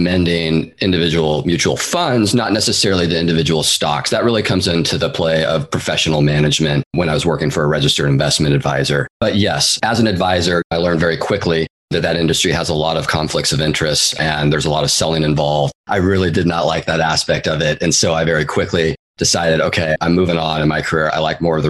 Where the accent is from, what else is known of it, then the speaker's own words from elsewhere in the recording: Seattle, Washington, United States; now in San Francisco Bay Area, United States; I'm originally from the Pacific Northwest. I grew up in the east side of Seattle, actually. And then I moved down to the Bay Area in 2004, where I've been ever since and still am today.